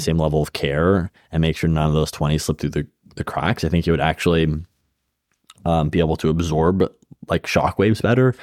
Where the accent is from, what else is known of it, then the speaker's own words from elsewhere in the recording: Bay Area, California, United States; moved away; I grew up in the Bay Area